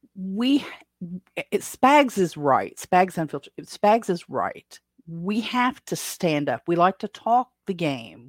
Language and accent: English; Appalachia, United States; accent: Appalachian; Appalachia is my native language. U S English is my second language